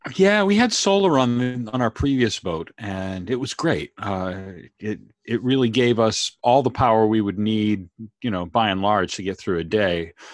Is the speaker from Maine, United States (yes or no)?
yes; Maine, United States; now in Canada; the area that I grew up in Maine